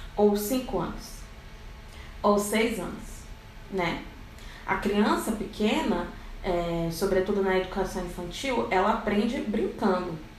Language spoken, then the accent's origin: Portuguese; Rio de Janeiro, Brazil; now in Brasília, Brazil; sou de Brasília, Distrito Federal. Na verdade, eu sou carioca, mas estou em Brasília